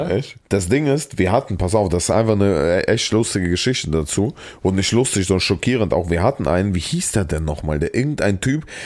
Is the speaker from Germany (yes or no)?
yes; Saarland, Germany; accent: Saarland; die Leute meinen, ich habe so einen krassen Akzent und ich konnte nicht, weil im Saarland ist so krass, ne?